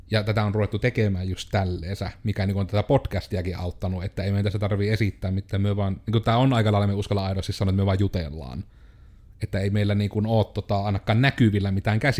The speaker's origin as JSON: {"language": "Finnish", "town": "Joensuu", "region": "North Karelia", "country": "Finland", "said": "minähän olen joensuulainen yrittäjä."}